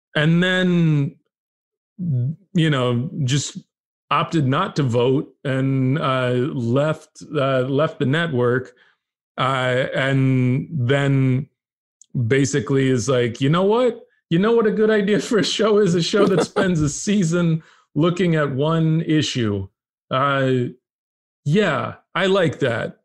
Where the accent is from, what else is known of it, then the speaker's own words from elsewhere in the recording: Texas, United States; moved away; I grew up in Texas